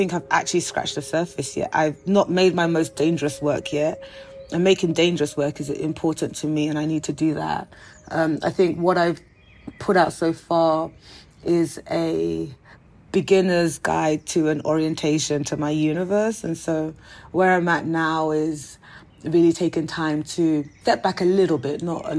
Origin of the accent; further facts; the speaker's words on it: London, United Kingdom; moved away; also born or lived in United States; being of Nigerian heritage and growing up in South London, in Peckham to be exact, on North Peckham Estate to be super exact, and then moving to America